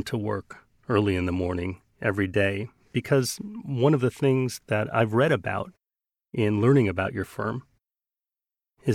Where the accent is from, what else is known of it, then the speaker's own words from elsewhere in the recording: Minneapolis, Minnesota, United States; moved away as an adult; also born or lived in New York City; I grew up in Minneapolis knowing about a firm called Piper Jaffray